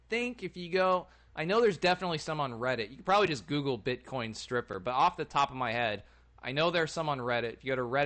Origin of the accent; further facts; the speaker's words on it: United States; I'm an American with British ancestry